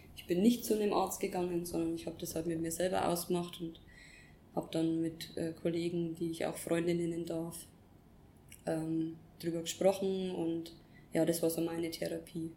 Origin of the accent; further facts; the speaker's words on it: Upper Palatinate, Bavaria, Germany; moved away as an adult; also born or lived in Nuremberg / Bali; ich bin ursprünglich aus der Oberpfalz, aus einem kleinen Dorf, bin sehr familiär und mhm. sehr behütet aufgewachsen